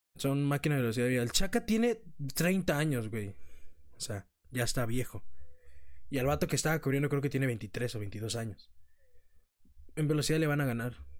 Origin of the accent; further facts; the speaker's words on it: Mexico; somos mexicanos